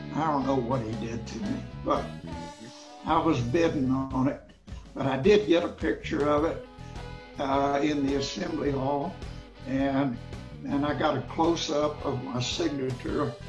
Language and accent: English; Fort Worth, Texas, United States; also born or lived in Columbia, Missouri; I'm from Fort Worth, Texas